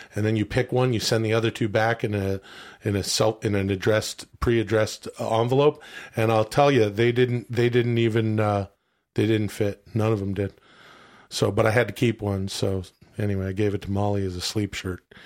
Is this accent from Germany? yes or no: no; Canada; I am from Canada